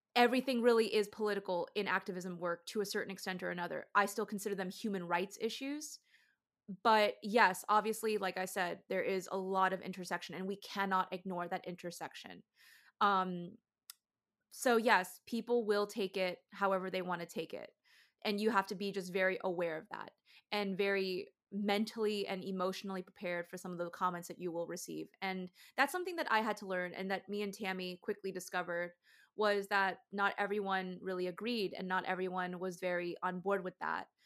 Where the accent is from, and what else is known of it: Georgia, United States